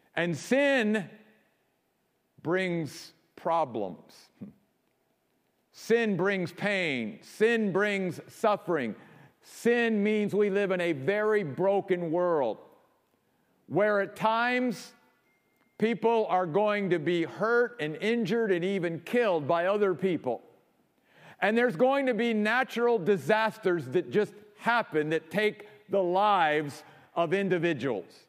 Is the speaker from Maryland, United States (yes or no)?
yes; Maryland, United States; moved away; also born or lived in New York; my home state of Maryland